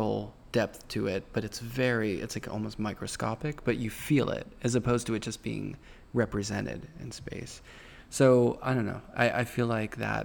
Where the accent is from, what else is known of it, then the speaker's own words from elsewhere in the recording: Pittsburgh, Pennsylvania, United States; grew up in Pittsburgh